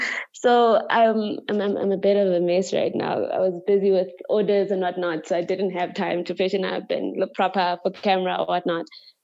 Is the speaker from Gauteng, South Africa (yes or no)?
yes; Tembisa, Gauteng, South Africa; I am from Tembisa.